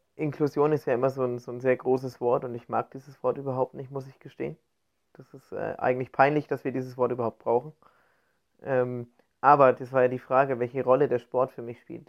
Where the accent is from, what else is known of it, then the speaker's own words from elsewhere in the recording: Bavaria, Germany; now in Cologne, Germany; ich komme ja nicht aus Köln, ich komme gebürtig aus Bayern